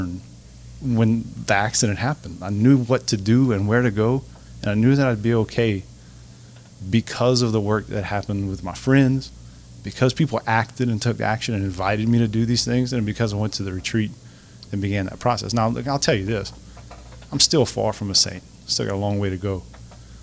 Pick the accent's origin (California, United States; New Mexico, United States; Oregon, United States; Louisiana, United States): Louisiana, United States; Church Point; my hometown in Church Point